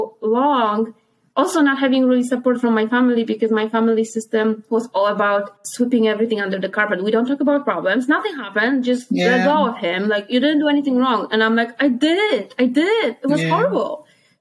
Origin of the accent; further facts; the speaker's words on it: Poland; moved away; I am from Poland.